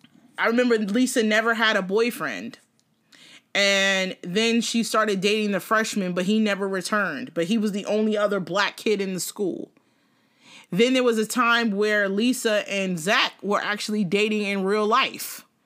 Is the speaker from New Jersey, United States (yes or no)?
yes; South River, New Jersey, United States; When I grew up in South River was a predominantly Portuguese town, okay? Portuguese and Brazilian and some black, very